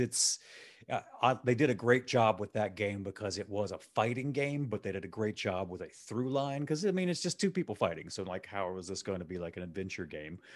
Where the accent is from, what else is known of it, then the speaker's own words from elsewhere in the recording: Gulf Coast, United States; now in Chicago, United States; I'm from the Gulf Coast